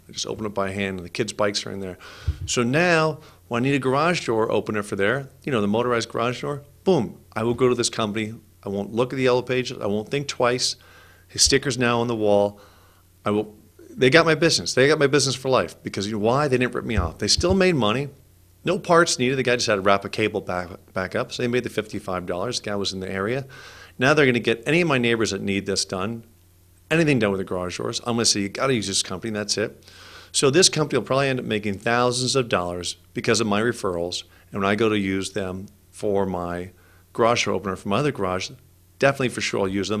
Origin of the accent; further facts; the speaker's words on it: California, United States; I'm from California